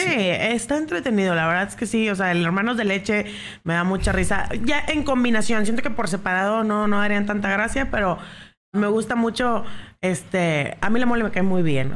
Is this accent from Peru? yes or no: no; Mexico; así somos los mexicanos